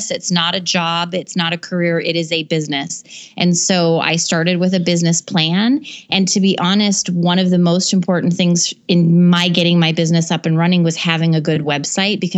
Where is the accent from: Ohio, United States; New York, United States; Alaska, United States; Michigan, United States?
Alaska, United States; now in Minneapolis, United States; We're originally from Alaska. We've moved a lot. So when we moved to Minneapolis, he had to start his real estate business all over from scratch.